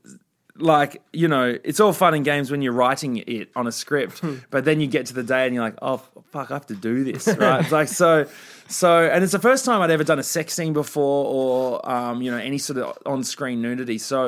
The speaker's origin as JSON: {"language": "English", "country": "Australia", "tie": "born or raised there", "said": "my years growing up in Australia"}